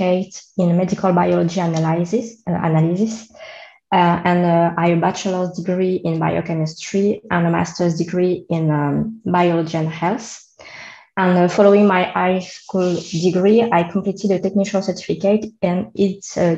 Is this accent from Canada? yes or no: no; Réunion; accent: French; English is a second language; So I'm a French, as you can hear with my accent. I come from Reunion Island